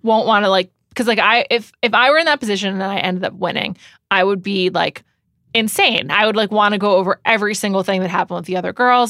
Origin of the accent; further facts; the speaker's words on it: New York City, New York, United States; I grew up in New York